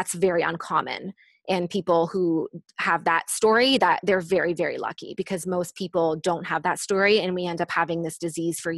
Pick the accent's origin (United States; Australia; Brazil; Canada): Canada; I'm from Canada